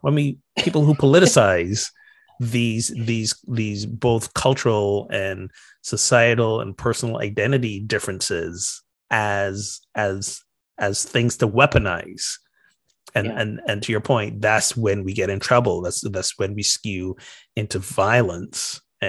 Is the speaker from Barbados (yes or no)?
yes; Barbados; now in United States; Meanwhile, I'm from Barbados, and this is now in the U.S. At that time, it was like the third place in the U.S. I'm living.